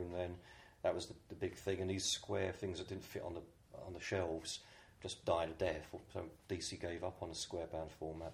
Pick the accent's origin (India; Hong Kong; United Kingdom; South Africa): United Kingdom; I'm a British artist just visiting in New York